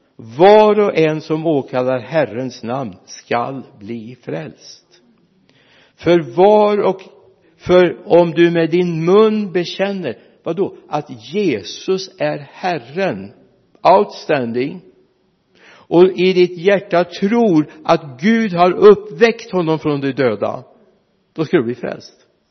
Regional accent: Mariestad, Västra Götaland, Sweden; Vi hade 16 mil hemifrån Mariestad

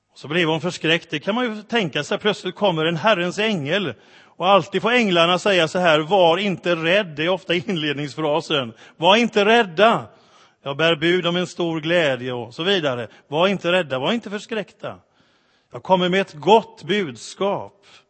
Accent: Sweden; för oss som svenskar

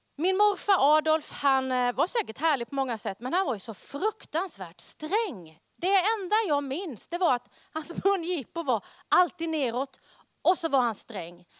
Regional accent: Karlskrona, Blekinge, Sweden; accent: Blekinge R; now in Västerås, Sweden; Jag är född och uppvuxen i Karlskrona nere i Blekinge

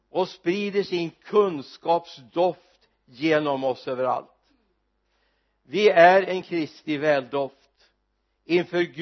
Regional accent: Mariestad, Västra Götaland, Sweden; i min hemort Mariestad

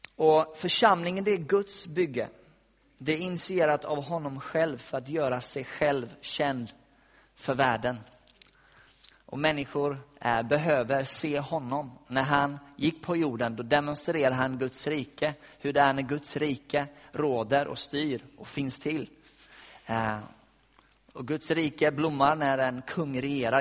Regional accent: West Coast, Sweden; moved away; jag har varit hemma på västkusten där jag kommer ifrån

